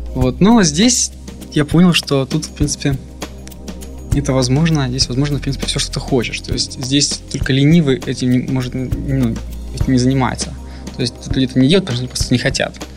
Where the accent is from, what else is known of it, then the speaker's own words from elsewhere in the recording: Yessentuki, Stavropol Krai, Russia; moved away; Я родом из Ставропольского края, город Ессентуки